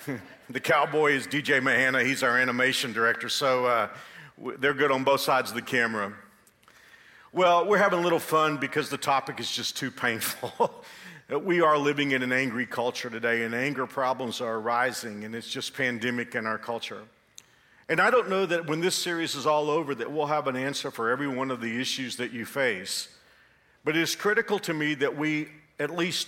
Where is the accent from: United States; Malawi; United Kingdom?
United States; Texas; moved away as an adult; now in Kansas, United States; When I moved here 35 years ago, I used to take a lot of abuse from Kansans because I came from Texas.